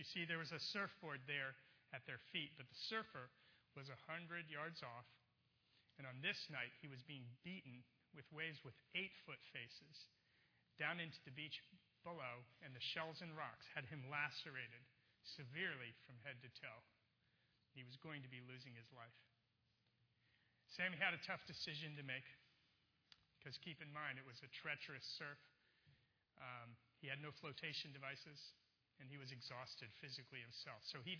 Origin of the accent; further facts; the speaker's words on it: Baltimore, Maryland, United States; born there; also born or lived in California; I'm not a native Californian. I was actually born in Baltimore.